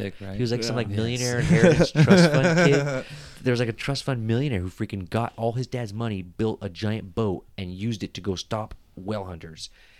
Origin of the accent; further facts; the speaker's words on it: Philippines; Like I think what's scarier as a Filipino to travel there.